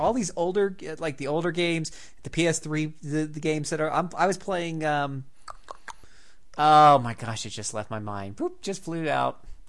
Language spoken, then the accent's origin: English; the South, United States; accent: Southern; Ooh, I love reading French, especially with my southern accent.